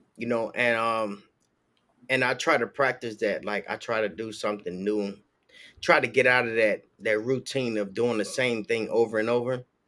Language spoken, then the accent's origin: English; Chicago, Illinois, United States; now in Florida, United States; I grew up in Chicago